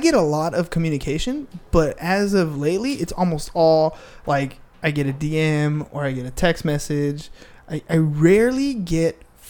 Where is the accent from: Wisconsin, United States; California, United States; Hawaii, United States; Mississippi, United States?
California, United States; Imperial Beach; Like, we grew up in IB. Okay. So, and IB wasn't so nice back then.